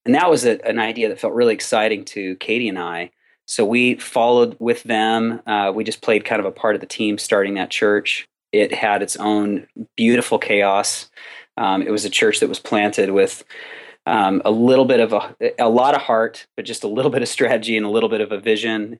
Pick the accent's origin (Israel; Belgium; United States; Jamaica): United States; Southern California; I was born and raised in Southern California, which is where I still am